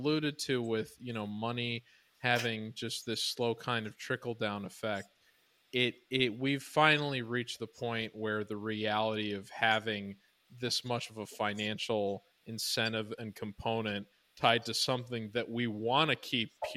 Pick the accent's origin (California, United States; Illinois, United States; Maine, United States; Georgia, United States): Illinois, United States; I grew up in Illinois